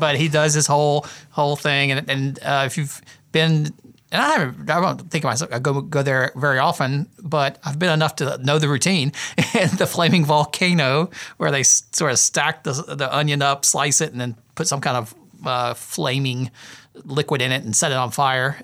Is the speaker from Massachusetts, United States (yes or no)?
no; South Carolina, United States; I grew up in South Carolina